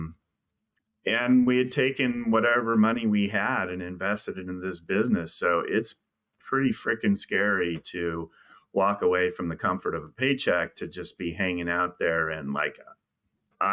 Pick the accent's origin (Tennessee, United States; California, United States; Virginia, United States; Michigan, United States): California, United States; moved away as an adult; also born or lived in Houston, Texas; we're both from California. I'm a native of California